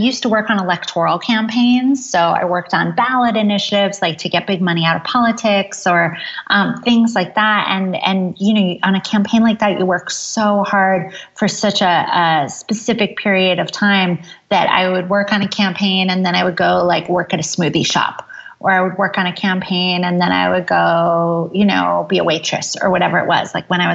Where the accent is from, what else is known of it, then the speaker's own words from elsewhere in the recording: Ithaca, New York, United States; I grew up in Ithaca, New York, which is a college town in upstate New York